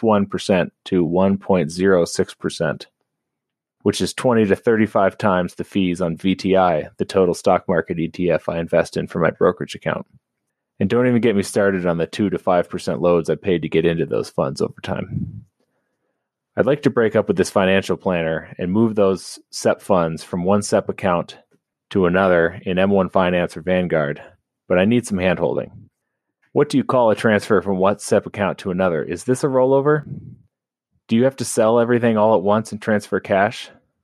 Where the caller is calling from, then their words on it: Colorado, United States; I'm Anonymous from Colorado.